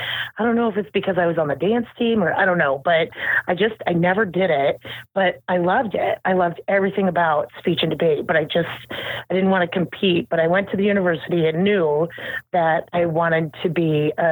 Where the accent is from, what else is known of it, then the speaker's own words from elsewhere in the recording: Norfolk, Nebraska, United States; moved away; also born or lived in Minnesota; I grew up in Norfolk, Nebraska, the home of Johnny Carson